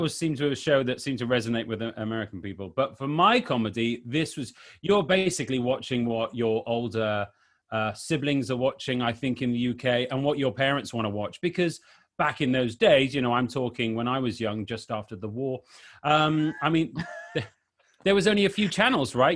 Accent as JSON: {"language": "English", "region": "Wales", "country": "United Kingdom", "tie": "born or raised there", "said": "I'm from Wales, which is one of the countries"}